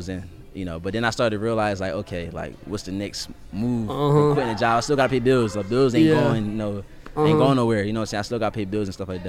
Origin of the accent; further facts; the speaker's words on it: Pennsauken, New Jersey, United States; moved away as an adult; also born or lived in North Carolina / South Carolina; so I grew up in Pensauken, New Jersey, and then I migrated to Carolina. So I went from Jersey to North Carolina.